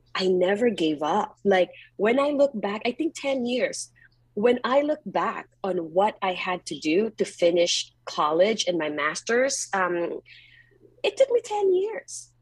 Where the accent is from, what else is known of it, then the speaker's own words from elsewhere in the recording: Philippines; moved away as an adult; now in Bay Area, United States; I grew up in the Philippines and I was really poor.